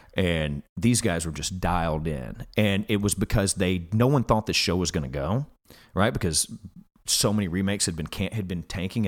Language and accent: English; Alabama, United States; moved away; I'm from Alabama where I, I, I come from a very blue collar background.